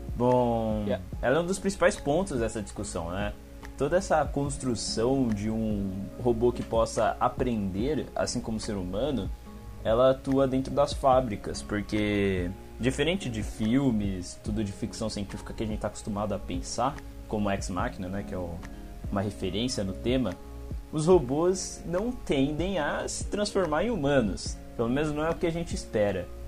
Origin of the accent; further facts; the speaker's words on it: São Paulo, Brazil; eu sou aqui do Campo Limpo, São Paulo, Zona Sul